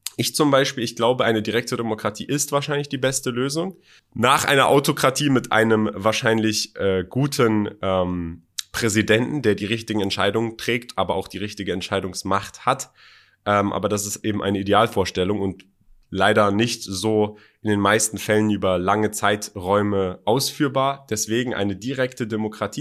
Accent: Germany; moved away as an adult; also born or lived in Iran (parents); now in United Arab Emirates; Ich bin zwar in Deutschland aufgewachsen, zur Schule gegangen, äh, Studium

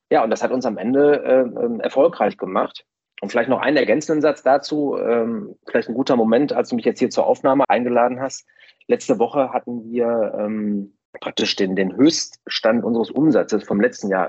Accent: Essen, North Rhine-Westphalia, Germany; ich komme ja jetzt hier aus dem Ruhrgebiet in Essen

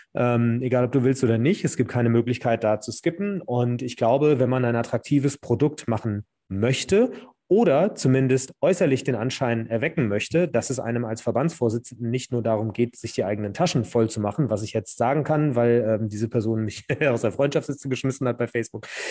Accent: Hesse, Germany; accent: Hessian; ich selber bin ja Hesse

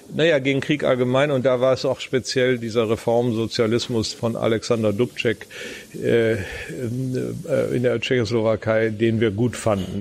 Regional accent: Bielefeld, North Rhine-Westphalia, Germany; moved away as an adult; also born or lived in Münster / Mannheim / United States; now in Munich, Germany; da, wo ich herkomme, sagt man, wo kommst du weg? Äh, das ist nämlich Bielefeld, Herford, diese Gegend. Da bin ich groß geworden

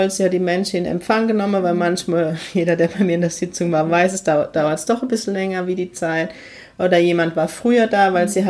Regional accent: Heidelberg, Baden-Württemberg, Germany; ja, ich komme auch aus heidelberg ziegelhaus Also

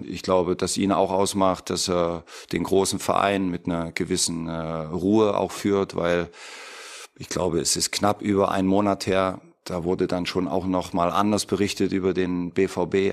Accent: Leipzig, Saxony, Germany; ich aus Leipzig komme

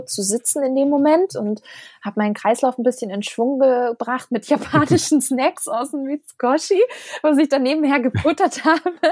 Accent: Germany; als Europäer, als, als Deutscher

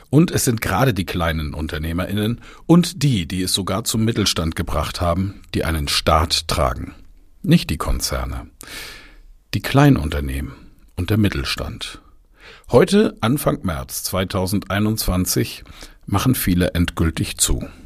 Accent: Bamberg, Bavaria, Germany; durch die Innenstadt meiner Heimatstadt Bamberg gefahren bin

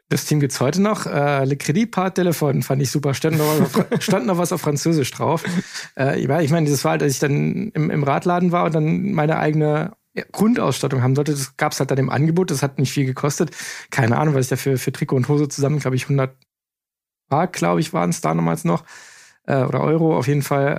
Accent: Eifel, Germany; ist ja bei uns in der Eifel in der Nachbarschaft

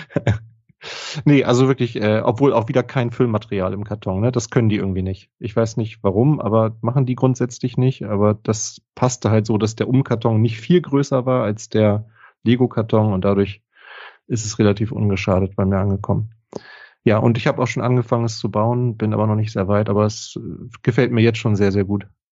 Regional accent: Northern Germany, Germany; hier bei uns in Norddeutschland

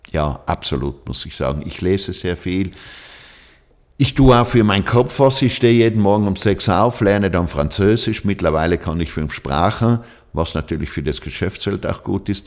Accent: South Tyrol, Trentino-Alto Adige, Italy; Ja, Südtirol ist meine Heimat

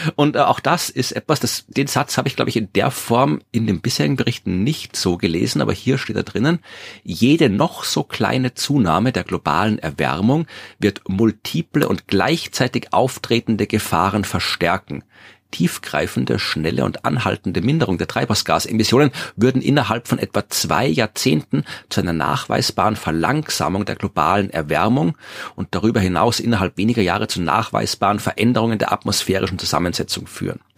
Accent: Austria; Hier bei uns in Österreich

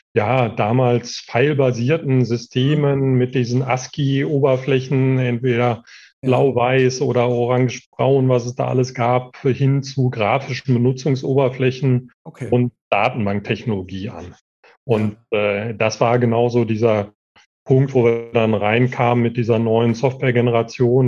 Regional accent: Marl, North Rhine-Westphalia, Germany; also born or lived in Bochum; bin also tatsächlich äh, in Mal aufgewachsen

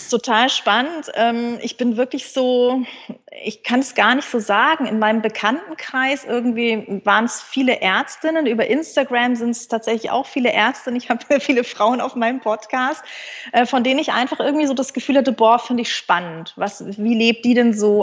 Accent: Munich, Bavaria, Germany; moved away as an adult; also born or lived in Münster; ich bin ein Münchner Kindel und konnte, glaube ich, eher Skifahren als Laufen

